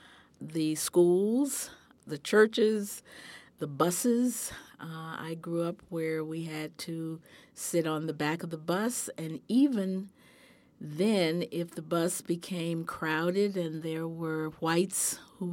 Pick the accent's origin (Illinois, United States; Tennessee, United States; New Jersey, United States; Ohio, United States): Tennessee, United States; Memphis; born there; I was born in Memphis, Tennessee in 1944.